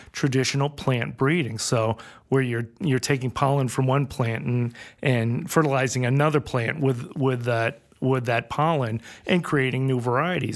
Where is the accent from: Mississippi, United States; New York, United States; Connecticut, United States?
Connecticut, United States; Westport; moved away; also born or lived in New Hampshire; I grew up in Fairfield in Westport, Connecticut, and we were one of the last farmers in that area.